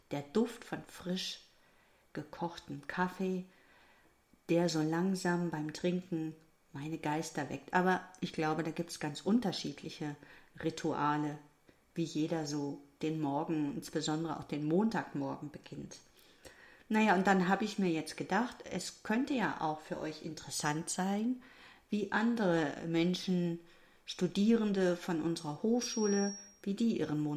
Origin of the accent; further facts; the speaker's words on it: North Rhine-Westphalia, Germany; Ich darf das sagen als Westfälin.